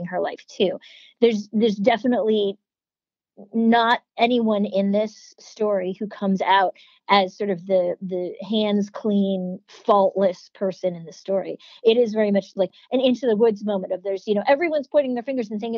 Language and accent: English; Shaker Heights, Ohio, United States; moved away as an adult; I grew up in Shaker Heights. I moved there a little bit before I turned 10. And then I lived there until I went away to college